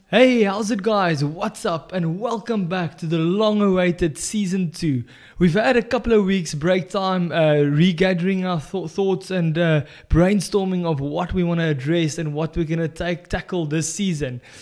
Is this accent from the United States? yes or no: no; South Africa; moved away; as a South African coming abroad